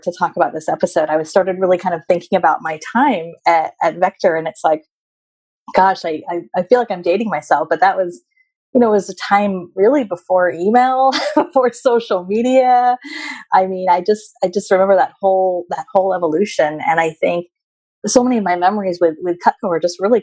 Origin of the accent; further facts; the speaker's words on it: Bay Area, California, United States; also born or lived in Long Beach; my family and where I grew up was up in the Bay Area